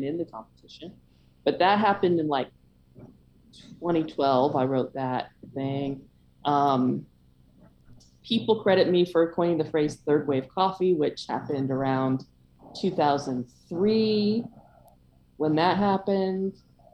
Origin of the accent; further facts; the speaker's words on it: San Francisco Bay Area, California, United States; moved away as an adult; also born or lived in Oslo / Seattle / Vermont / Virginia; I'm from the Bay Area. I'm very much a NorCal girl and born and bred